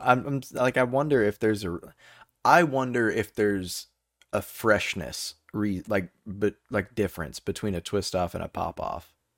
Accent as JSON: {"language": "English", "region": "Texas", "country": "United States", "said": "I know a lot of Texas history, 'cause we're from"}